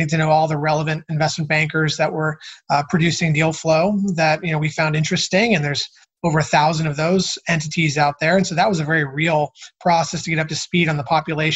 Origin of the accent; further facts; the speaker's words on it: Cincinnati, Ohio, United States; moved away as an adult; also born or lived in Chicago / Newport Beach; I'm actually from Cincinnati, Ohio, originally